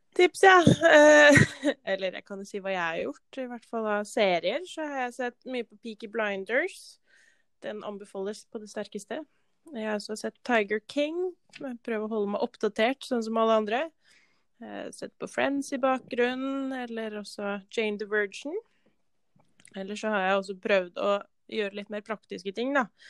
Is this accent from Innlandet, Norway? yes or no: yes; Valdres, Innlandet, Norway; moved away as an adult; now in Molde, Norway; kommer fra Valdres